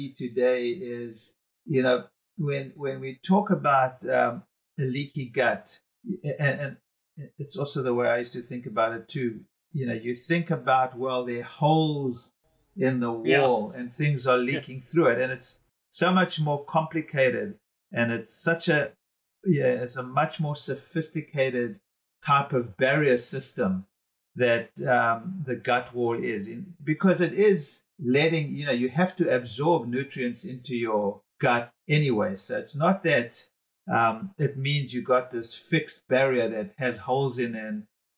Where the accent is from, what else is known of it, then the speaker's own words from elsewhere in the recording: South Africa; being a South African